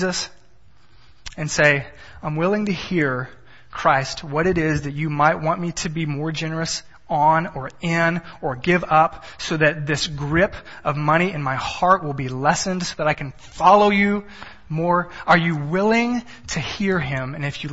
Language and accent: English; Texas, United States; I'm from Texas. Everything is bigger in Texas